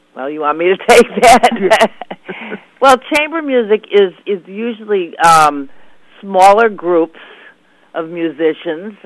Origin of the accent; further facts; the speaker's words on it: Chicago, Illinois, United States; moved away; I'm from Chicago originally